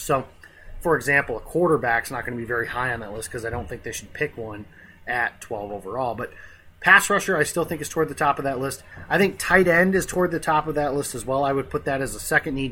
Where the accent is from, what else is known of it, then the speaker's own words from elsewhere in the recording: Illinois, United States; Barack Obama is from my home state